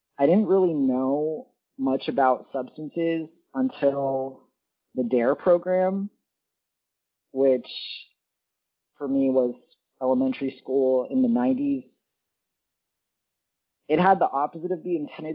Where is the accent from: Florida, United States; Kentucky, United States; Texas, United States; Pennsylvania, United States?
Florida, United States; Central; I grew up in Central Florida